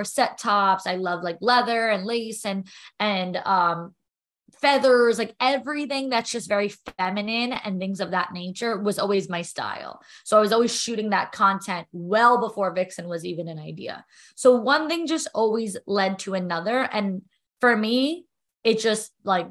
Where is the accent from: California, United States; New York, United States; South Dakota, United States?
New York, United States; I'm a New Yorker